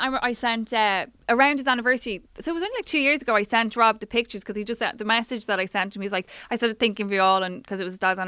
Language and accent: English; Dublin, Leinster, Ireland; I'm from Temple Oak